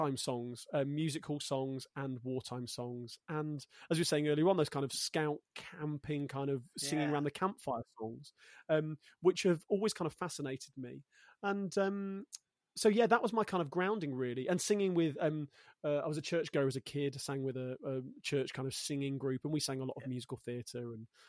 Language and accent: English; Coventry, West Midlands, United Kingdom; now in London, United Kingdom; Born and raised in Coventry in the Midlands, which is very odd because I'm not northern enough to be a northerner and I'm not southern enough to be a southerner. So I would say I'm a Midlander.